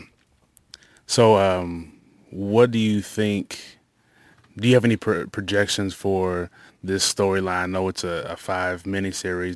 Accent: La Vergne, Tennessee, United States; did part of my growing up in Laverne

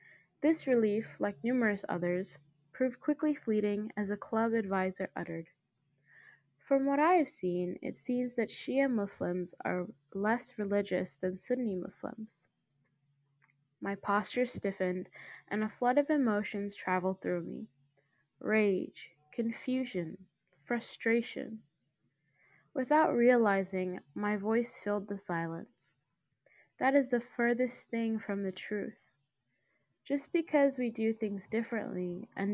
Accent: United States; As an Indian American

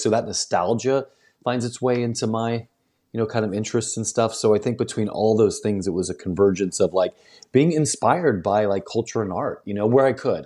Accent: St. Louis, Missouri, United States; moved away; also born or lived in the Ozarks / Northeast Arkansas / West Tennessee / Memphis; I grew up right outside Saint Louis

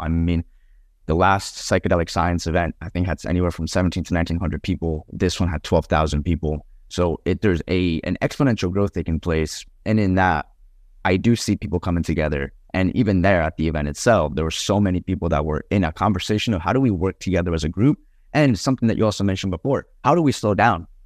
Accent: Colombia; I come from Colombia

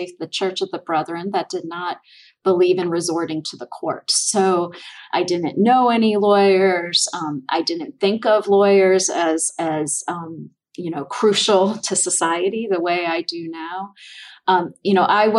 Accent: northern Indiana, United States; now in Gainesville, United States; I grew up in northern Indiana

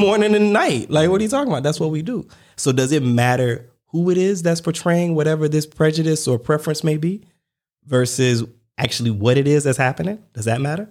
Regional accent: United States; I'm American

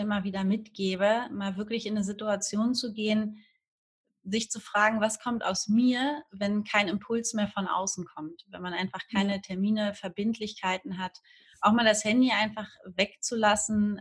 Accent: Hamburg, Germany; moved away as an adult; now in Fuerteventura, Spain; Ich komme eigentlich aus dem wundervollen Norddeutschland, aus Hamburg

